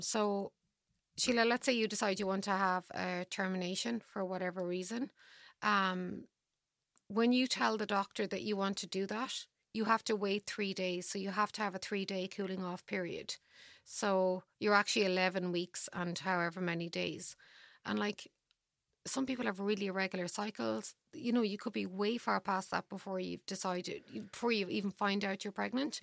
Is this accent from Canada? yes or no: no; Ireland; I'm Irish.